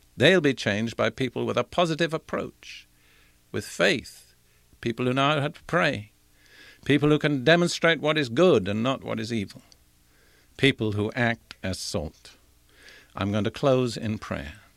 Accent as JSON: {"language": "English", "country": "United Kingdom", "tie": "born or raised there", "also_born_or_lived": "India / Africa / Europe", "moved": "as an adult", "lives_now": "United States", "said": "I was born in India. I was educated in Britain"}